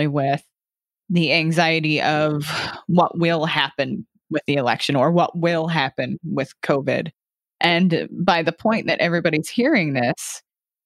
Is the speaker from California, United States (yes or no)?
yes; California, United States; I'm from California